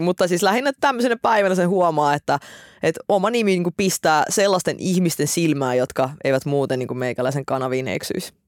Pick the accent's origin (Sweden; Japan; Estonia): Estonia; now in Finland; mä oon syntynyt Virossa